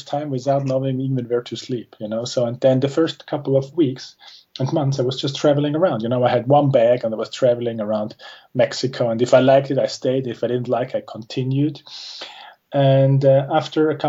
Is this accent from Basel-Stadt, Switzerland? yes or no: no; Zurich, Switzerland; I'm from Switzerland. I was born and raised in Zurich.